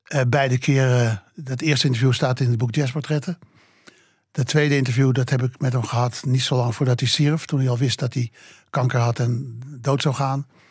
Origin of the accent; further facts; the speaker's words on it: Amsterdam, North Holland, Netherlands; Ik ben opgegroeid in de Watergraafsmeer